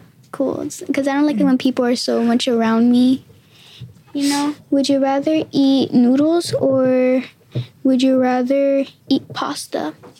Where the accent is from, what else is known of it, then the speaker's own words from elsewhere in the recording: New York City, New York, United States; I was born in Queens, too.